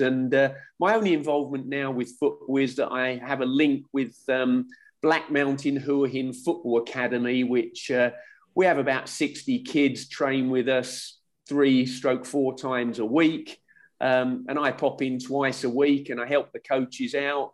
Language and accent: English; Bury St Edmunds, East of England, United Kingdom; born or raised there; also born or lived in Hillingdon, London; now in Thailand